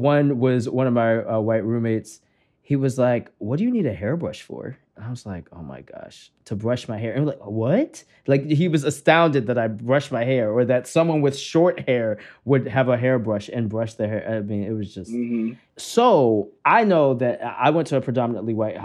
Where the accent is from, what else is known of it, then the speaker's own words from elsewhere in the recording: Maryland, United States; I grew up in Maryland.